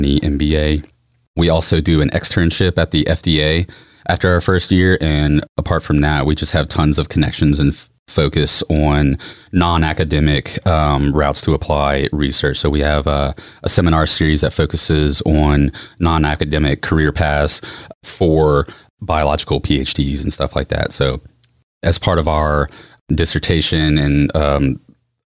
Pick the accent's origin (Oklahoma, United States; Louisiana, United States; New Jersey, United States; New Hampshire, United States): Louisiana, United States; Baton Rouge; also born or lived in New Orleans; I'm from Baton Rouge originally